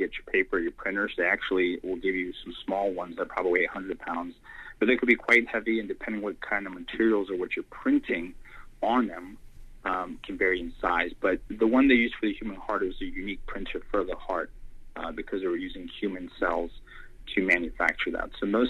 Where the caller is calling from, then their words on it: Alpharetta, Georgia, United States; I'm calling from, most people probably haven't heard of it, it's Alpharetta, Georgia, suburb of Atlanta.